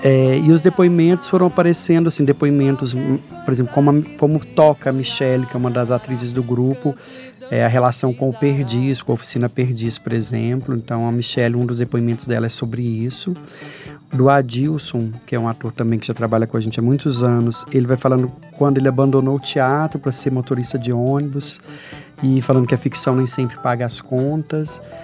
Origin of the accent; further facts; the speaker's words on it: Jataí, Goiás, Brazil; de uma cidade de Jataí, no interior de Goiás, que pôde brincar na rua